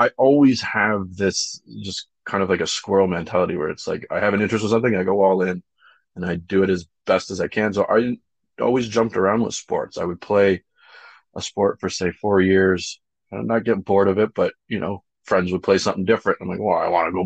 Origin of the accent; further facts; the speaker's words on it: Whitby, Ontario, Canada; I come from Whitby, or if you know where that is in Durham region